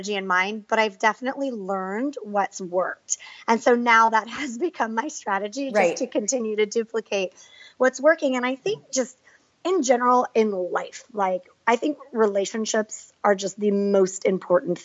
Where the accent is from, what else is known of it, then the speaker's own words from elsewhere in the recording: San Diego, California, United States; I grew up in San Diego playing soccer